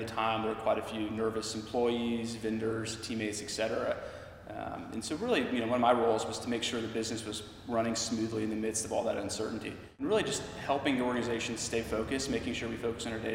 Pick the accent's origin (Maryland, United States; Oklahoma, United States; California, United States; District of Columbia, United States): District of Columbia, United States; Washington; moved away; also born or lived in Texas / New York; I grew up in Washington, D.C., so pretty far away from the oil fields.